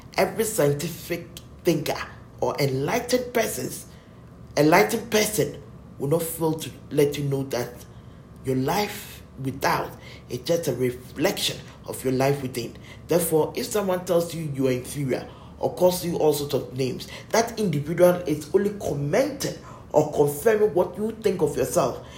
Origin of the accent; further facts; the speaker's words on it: Ghana; we are Ghanaians.